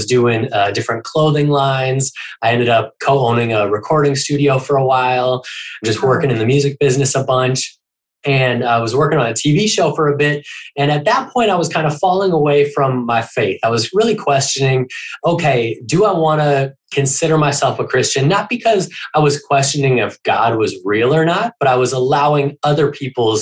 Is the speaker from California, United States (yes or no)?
no; Minneapolis, Minnesota, United States; moved away; when I was a kid growing up in Minneapolis, Minnesota, in the snow, which we actually just moved back up here as well.